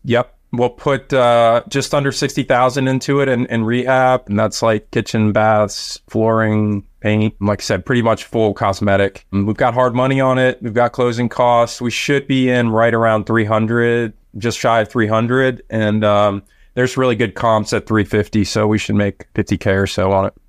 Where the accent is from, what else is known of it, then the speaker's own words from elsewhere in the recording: Washington, District of Columbia, United States; it's my hometown, so it's my backyard.